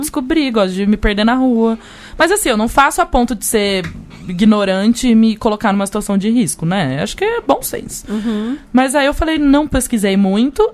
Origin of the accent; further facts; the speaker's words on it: Brazil; eu sou do Brasil